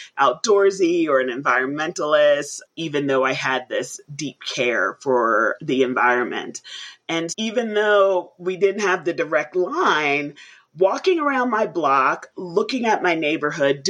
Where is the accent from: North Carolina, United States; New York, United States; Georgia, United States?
New York, United States; New York City; I grew up in the Bronx in New York City